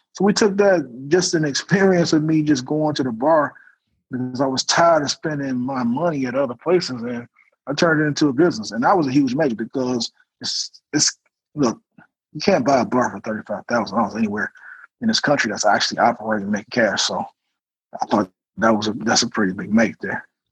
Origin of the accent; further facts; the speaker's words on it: Detroit, Michigan, United States; now in Atlanta, United States; born and raised in Detroit, Michigan